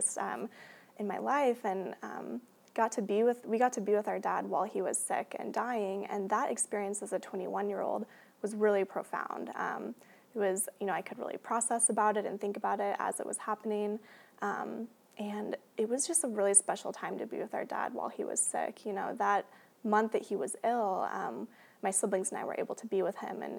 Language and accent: English; Portland, Oregon, United States; I grew up here in Portland